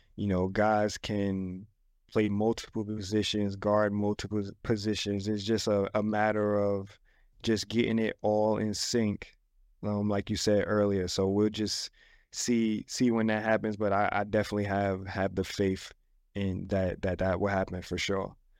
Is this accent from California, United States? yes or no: no; New York City, New York, United States; moved away; I came from the Bronx, man, South Bronx